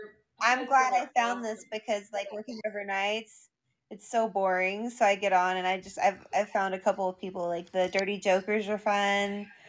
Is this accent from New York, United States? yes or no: no; Arkansas, United States; We're from Arkansas